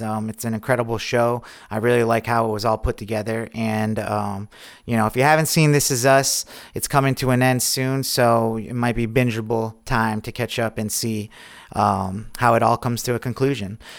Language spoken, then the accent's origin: English; Lake George, New York, United States; I'm from Lake George, a couple hours away north